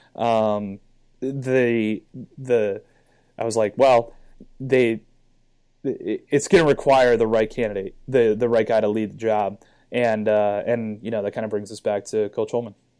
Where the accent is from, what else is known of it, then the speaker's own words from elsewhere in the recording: Cleveland, Ohio, United States; I'm originally from Cleveland, Ohio. I went to a high school called St. Ignatius. Uh, when I was growing up, there was no youth lacrosse in Cleveland